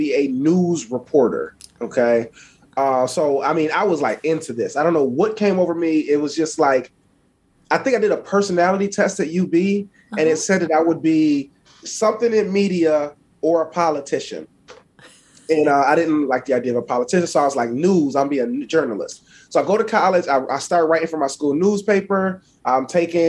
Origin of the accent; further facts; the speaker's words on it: Buffalo, New York, United States; I'm from Buffalo, New York. I grew up on the east side of Buffalo